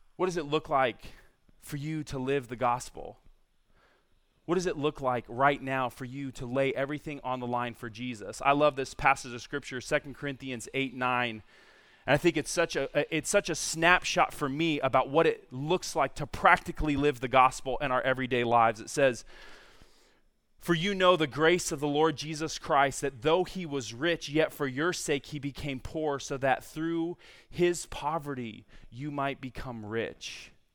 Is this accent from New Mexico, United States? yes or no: no; San Diego, California, United States; moved away as an adult; also born or lived in Virginia; born and raised in San Diego